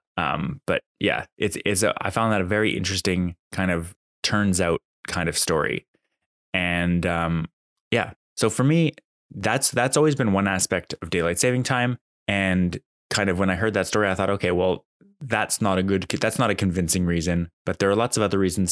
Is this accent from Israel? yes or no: no; Calgary, Alberta, Canada; also born or lived in Ontario; now in Ottawa, Canada; I was born in Ontario. I grew up in Alberta, and I came back to Ontario for school